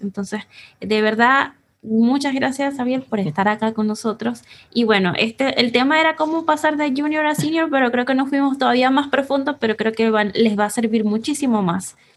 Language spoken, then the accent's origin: Spanish; Venezuela; now in Chile; nosotros somos venezolanos, estamos en Chile